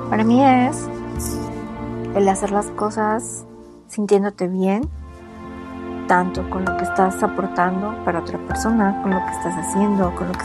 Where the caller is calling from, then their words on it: Mexico; Hola Jamie … de México, te escucho desde hace varios meses.